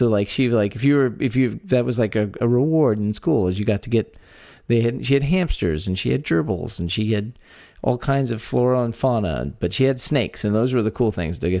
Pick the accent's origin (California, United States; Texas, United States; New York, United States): Texas, United States; born or raised there